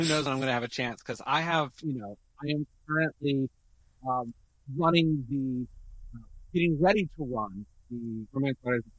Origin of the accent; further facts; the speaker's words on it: Texas, United States; moved away; I grew up in Texas, so I'm like, yeah.